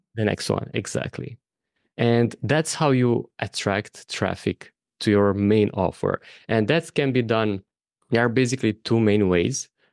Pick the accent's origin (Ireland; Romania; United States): Romania; moved away as an adult; also born or lived in Bali / Thailand / Madeira, Portugal; my home country of Romania